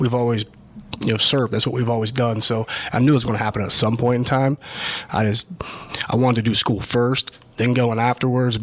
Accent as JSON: {"language": "English", "town": "Zanesville", "region": "Ohio", "country": "United States", "tie": "born or raised there", "also_born_or_lived": "Chicago, Illinois / Columbus, Ohio", "lives_now": "Powell, United States", "said": "Originally from Ohio, from the Zanesville area."}